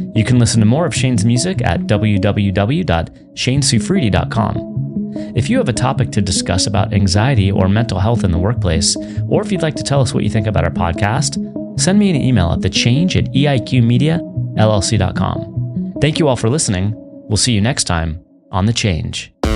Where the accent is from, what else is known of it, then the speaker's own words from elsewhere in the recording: San Francisco, California, United States; I grew up in San Francisco